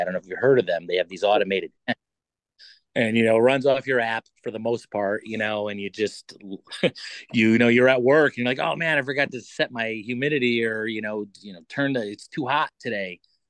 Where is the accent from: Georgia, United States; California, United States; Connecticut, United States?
Connecticut, United States; Waterbury; also born or lived in Meriden; Yeah, I'm mostly from Meriden. Grew up in Waterbury.